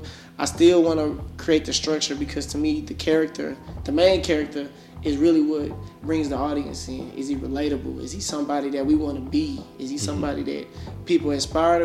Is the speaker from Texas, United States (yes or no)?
yes; Dallas, Texas, United States; I'm from South Dallas